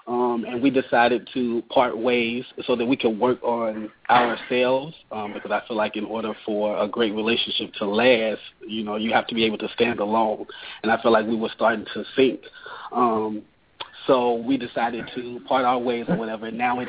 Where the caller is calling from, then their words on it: Dallas, Texas, United States; I'm calling from Dallas, Texas